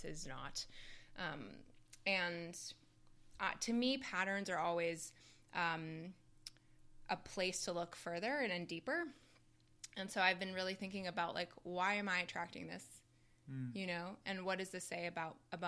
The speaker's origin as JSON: {"language": "English", "country": "Canada", "said": "I'm Canadian"}